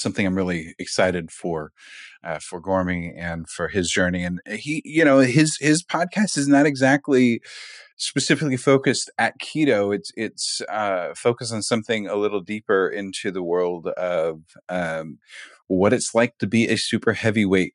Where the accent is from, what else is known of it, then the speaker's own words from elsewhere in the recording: Kansas City, United States; now in Texas, United States; I'm being from Kansas City